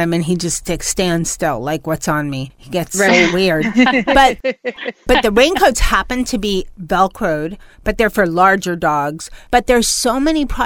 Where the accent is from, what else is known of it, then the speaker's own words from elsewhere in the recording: New York, United States; moved away; I'm trying to go back to my New York roots when I was born in New York